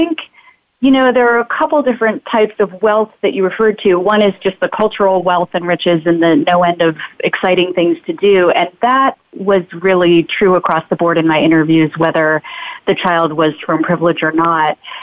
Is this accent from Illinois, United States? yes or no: no; Phoenix, Arizona, United States; now in San Francisco, United States; I grew up in Phoenix